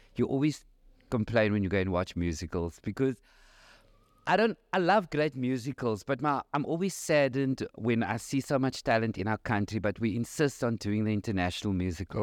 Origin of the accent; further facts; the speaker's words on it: Cape Town, Western Cape, South Africa; I'm from Cape Town